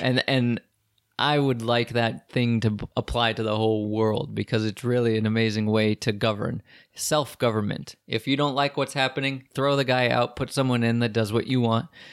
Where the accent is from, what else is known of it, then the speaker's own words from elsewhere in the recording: United States; even me as an American